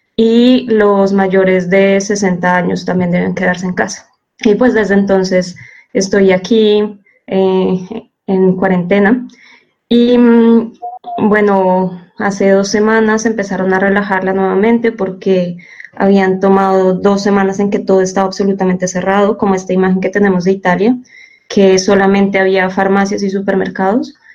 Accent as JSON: {"language": "Spanish", "country": "Colombia", "moved": "yes", "lives_now": "Seville, Spain", "said": "Estoy aquí desde España, eh, pero bueno, soy colombiana, entonces los estaré acompañando desde Sevilla"}